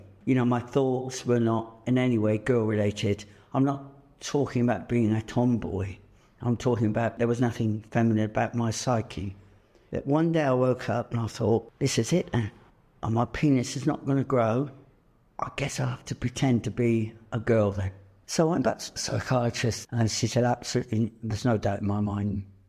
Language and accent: English; South West England, United Kingdom; I was born in Dorset, in a village, 66 years ago. It was an idyllic childhood